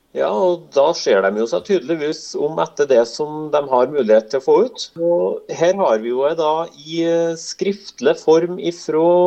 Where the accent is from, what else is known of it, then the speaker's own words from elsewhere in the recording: near Lofjorden in Åsenfjorden, Trøndelag, Norway; Da er vi ikke så langt unna der jeg er fra